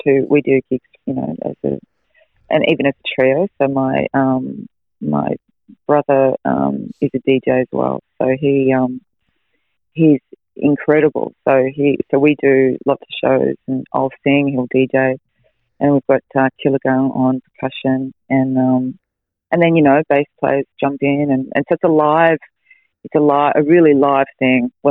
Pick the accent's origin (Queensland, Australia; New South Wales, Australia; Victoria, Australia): Victoria, Australia; Melbourne; now in Noosa, Australia; I grew up in Melbourne